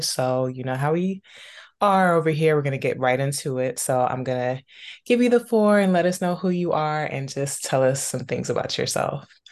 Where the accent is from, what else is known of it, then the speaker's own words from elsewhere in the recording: Maryland, DC, DC metropolitan area, United States; growing up in the Maryland, D C, Virginia area